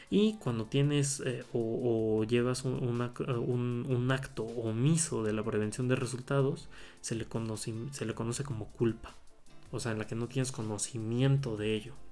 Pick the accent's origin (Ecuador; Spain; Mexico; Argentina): Mexico; Puebla; Eh, en este caso eh, voy a hablar del código penal del Estado de Puebla, que bueno, yo soy del Estado de Puebla